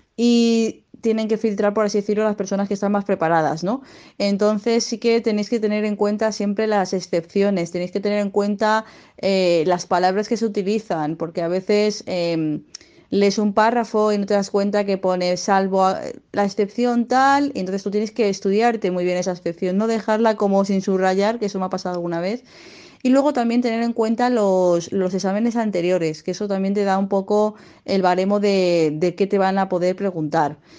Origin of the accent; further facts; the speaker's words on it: Madrid, Community of Madrid, Spain; now in Zaragoza, Spain; actualmente estoy viviendo en Zaragoza a pesar de que soy de, de Madrid